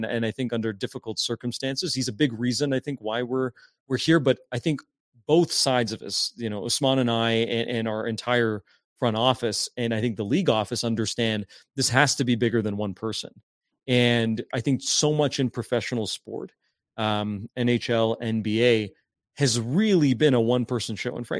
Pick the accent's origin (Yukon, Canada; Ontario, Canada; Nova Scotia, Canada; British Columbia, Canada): Ontario, Canada; Hamilton; growing up in Stony Creek, Hamilton area, you know, we played our CYO kind of championship games.